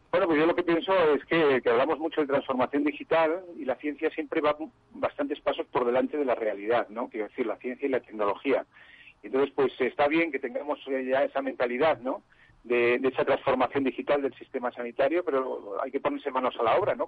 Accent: Zaragoza, Aragon, Spain; se ha celebrado en mi tierra, ¿no? En Zaragoza

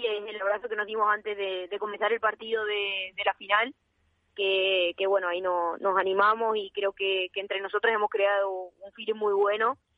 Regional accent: Extremadura, Spain; now in Valladolid, Spain; también tengo más cerca mi tierra

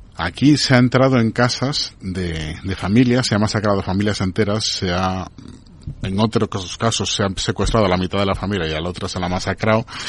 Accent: Venezuela; yo como venezolano

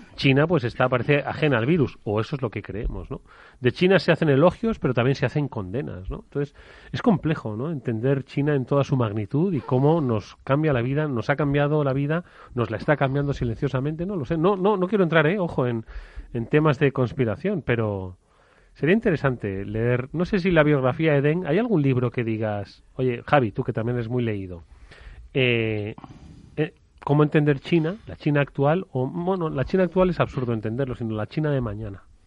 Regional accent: Extremadura, Spain; mi pueblo, Extremadura.

